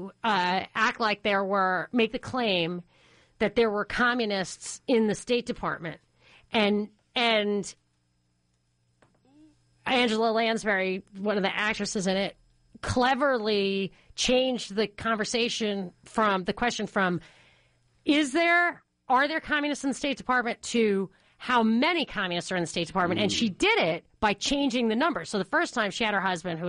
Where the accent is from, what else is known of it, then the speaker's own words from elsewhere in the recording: New York, United States; I grew up in New York